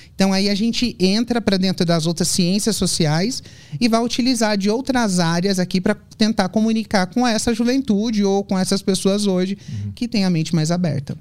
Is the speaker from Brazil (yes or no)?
yes; São Paulo, Brazil; also born or lived in Brasília / Europe; eu sou de São Paulo